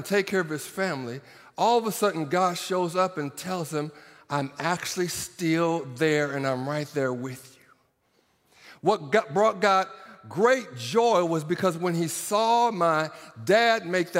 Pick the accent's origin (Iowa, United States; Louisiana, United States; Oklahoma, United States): Oklahoma, United States; Norman; I'm from Norman, Oklahoma. Did y'all hear that? I'm from Sooner Country.